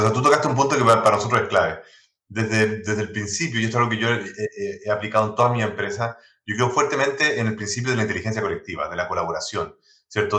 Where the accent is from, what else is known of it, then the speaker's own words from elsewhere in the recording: Chile; accent: 100% chileno; Spanish is a second language; Yo tengo acento, por supuesto, 100% chileno